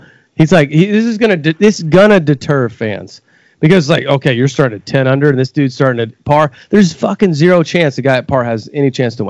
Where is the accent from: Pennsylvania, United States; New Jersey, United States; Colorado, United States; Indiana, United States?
Indiana, United States; Newburgh; Well, I grew up in Newburgh, like right there